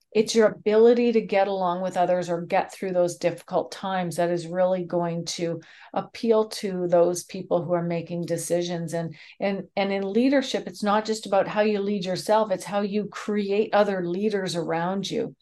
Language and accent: English; Canada; I'm Canadian